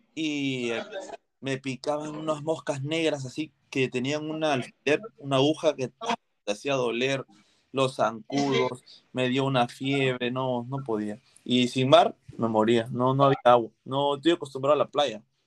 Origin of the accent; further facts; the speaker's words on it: Punta Hermosa, Lima, Peru; yo vivo en Punta Hermosa, nací acá en, en Punta Hermosa y vivo acá en Punta Hermosa.